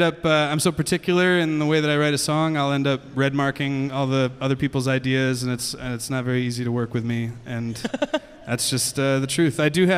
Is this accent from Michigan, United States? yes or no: yes; Ypsilanti, Michigan, United States; also born or lived in Ann Arbor, Michigan; I was born in the Detroit area, mm-hmm. Michigan. I was in Ypsilanti. I grew up in Ypsilanti, Michigan